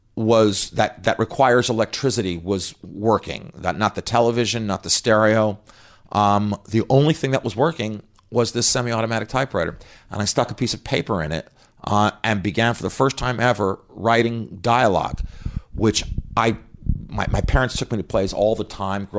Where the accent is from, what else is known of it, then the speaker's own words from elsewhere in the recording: Scarsdale, New York, United States; also born or lived in Los Angeles; now in Manhattan, United States; and then I went to school in upstate New York, and then I moved here to Manhattan to start my life as a struggling writer.